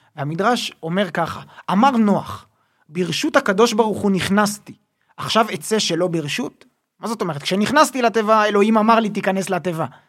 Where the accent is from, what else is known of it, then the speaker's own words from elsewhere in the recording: Jerusalem, Jerusalem District, Israel; אני בסוף גדלתי בירושלים, ילד ירושלמי